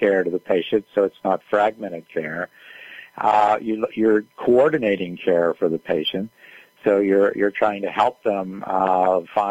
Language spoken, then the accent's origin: English; West Newton, Pennsylvania, United States; I grew up in West Newton.